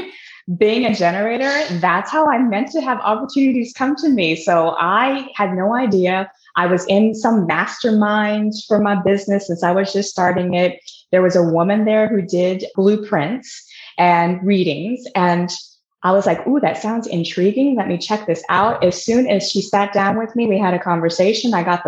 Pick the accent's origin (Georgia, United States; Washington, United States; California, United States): Washington, United States; Seattle; Seattle, Washington.